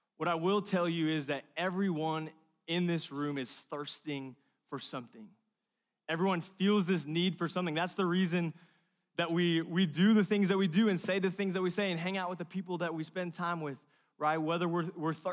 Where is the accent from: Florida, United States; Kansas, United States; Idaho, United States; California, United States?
California, United States; moved away; I'm from California, Pacific Ocean